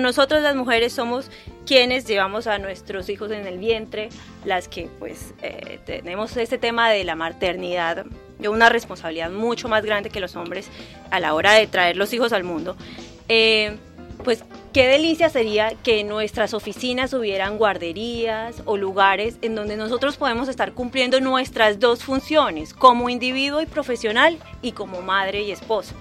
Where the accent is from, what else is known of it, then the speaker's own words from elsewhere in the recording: San Andrés, San Andrés and Providencia, Colombia; moved away; Vengo de Colombia y nací en una isla, una de las pocas islas del Caribe colombiano que se llama San Andrés.